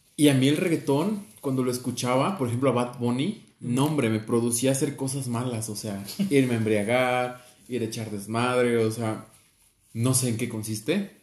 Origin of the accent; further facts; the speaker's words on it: Mexico; Tenemos esa idea tan pobre como mexicanos